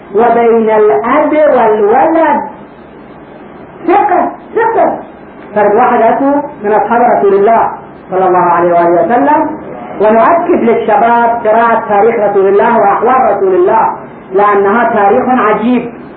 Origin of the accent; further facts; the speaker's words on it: Karbala, Karbala Governorate, Iraq; عندنا في كربلاء